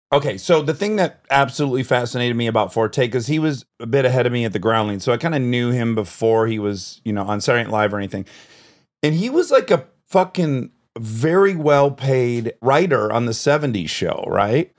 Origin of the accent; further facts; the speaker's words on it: Detroit, Michigan, United States; I grew up in Detroit